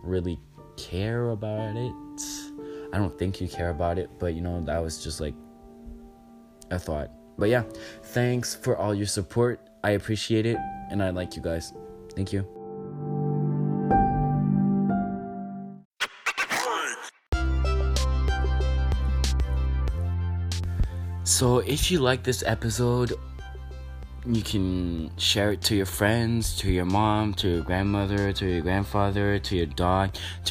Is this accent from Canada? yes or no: yes; Canada; I'm Canadian